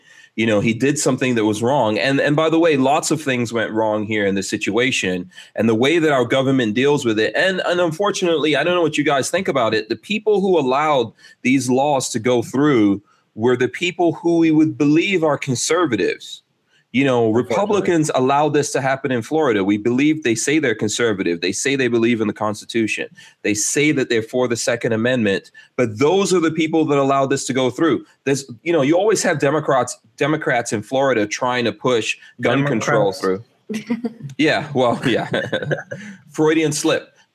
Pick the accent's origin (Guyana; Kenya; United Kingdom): Guyana; now in United States; I was born in Guyana, which is also in South America